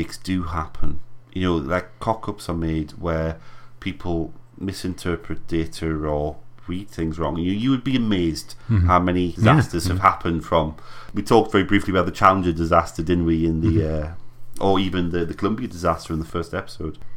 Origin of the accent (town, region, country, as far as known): United Kingdom